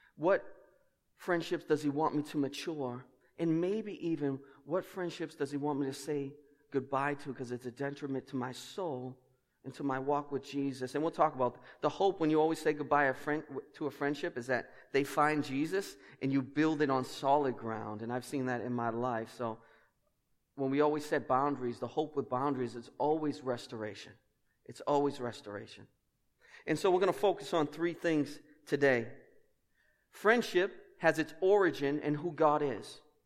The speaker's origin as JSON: {"language": "English", "town": "Boston", "region": "Massachusetts", "country": "United States", "accent": "Boston", "said": "my accent"}